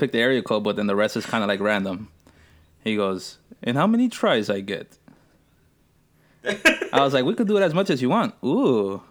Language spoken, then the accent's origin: English; Moscow, Russia; I am from Russia, more specifically, Moscow.